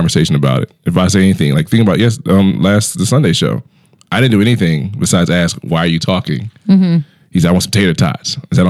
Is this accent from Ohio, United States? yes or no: yes; Cleveland, Ohio, United States; Because my Cleveland's different. I'm not from the Cleveland part. I'm from the suburbs.